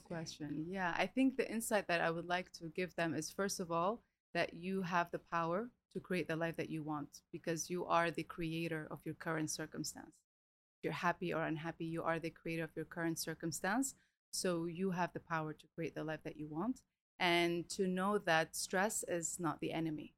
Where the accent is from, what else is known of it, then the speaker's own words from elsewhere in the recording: Lebanon; moved away as an adult; also born or lived in Melbourne, Australia / Romania / Italy / Reunion; now in Dubai, United Arab Emirates; I was raised in Lebanon. We moved when I was four, and then when I was 18, I left to Europe